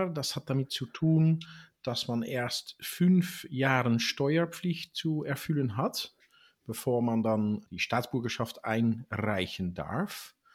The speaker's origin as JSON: {"language": "German", "country": "Netherlands", "tie": "born there", "said": "ich bin in Holland geboren"}